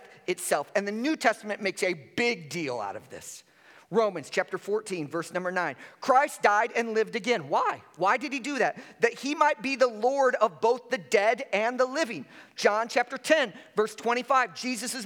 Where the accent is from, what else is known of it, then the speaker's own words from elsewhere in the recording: Chicago, Illinois, United States; I grew up in Chicago and during the 80s and 90s.